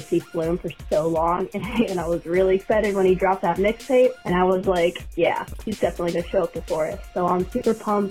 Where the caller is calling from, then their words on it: Maine, United States; I'm calling from Maine